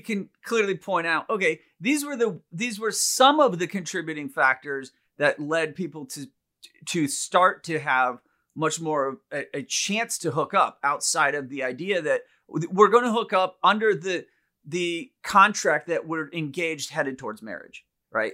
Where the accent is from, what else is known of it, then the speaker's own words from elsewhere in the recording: India; moved away; growing up in India